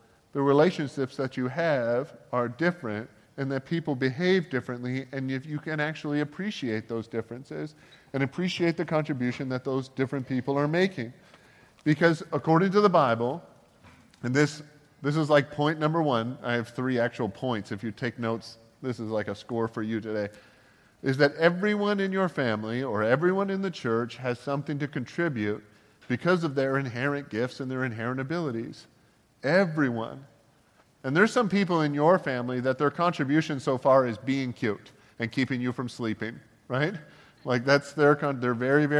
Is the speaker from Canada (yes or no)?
yes; Canada; growing up in Canada